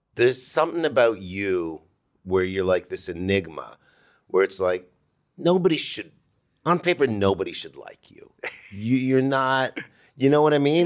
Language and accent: English; Toronto, Ontario, Canada; now in United States; from Toronto